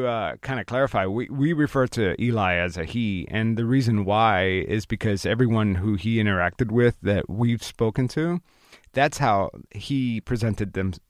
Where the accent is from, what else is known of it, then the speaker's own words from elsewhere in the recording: Florida, United States; I'm from Florida